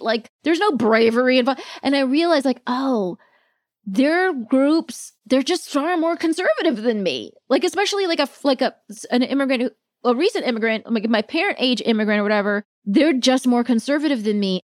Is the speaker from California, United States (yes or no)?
yes; Palm Springs, California, United States; also born or lived in Virginia; now in New York, United States; I grew up mostly in Palm Springs, but when I was very little, we were in Virginia